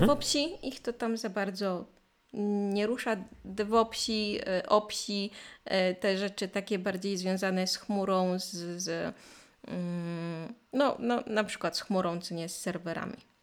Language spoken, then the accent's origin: Polish; Poland; first language Polish; nasz ojczysty język